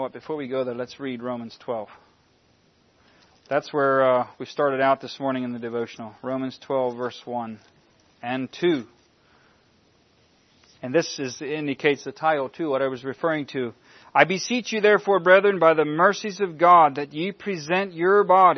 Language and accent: English; United States; We're American citizens, and we still live in a land of much freedom.